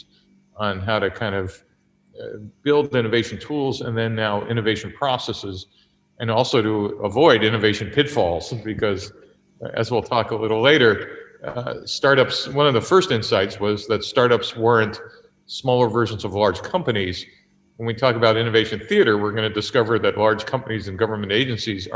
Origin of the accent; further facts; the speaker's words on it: New York City, New York, United States; moved away as an adult; also born or lived in Silicon Valley; I grew up in New York City, a child of immigrants